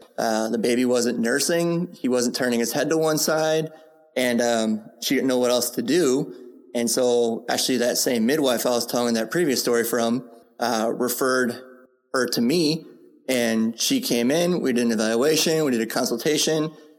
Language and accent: English; San Diego, California, United States; Nobody knew who I was in general because I was just from San Diego.